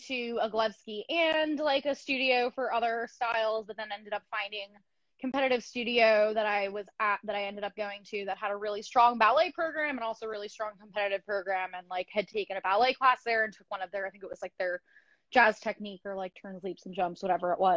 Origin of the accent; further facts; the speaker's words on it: Long Island, New York, United States; I grew up on Long Island in New York